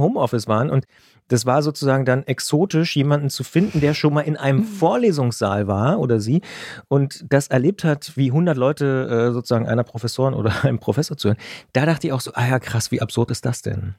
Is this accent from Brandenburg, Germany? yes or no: yes; Potsdam, Brandenburg, Germany; ich bin auch in Potsdam geboren